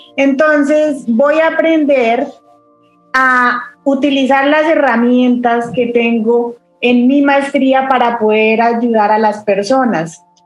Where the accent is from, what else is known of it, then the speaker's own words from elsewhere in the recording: a city near Bogotá, Cundinamarca, Colombia; moved away as an adult; also born or lived in Ireland; now in Bahrain; yo viví en, una ciudad cerca a Bogotá, pero cuando yo tenía la edad de 17 años tuve que dejar eh, la casa de mis papás